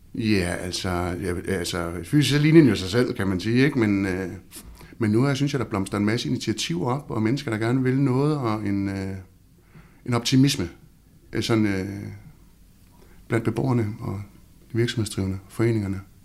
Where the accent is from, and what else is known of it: Havnsø, Zealand, Denmark; born or raised there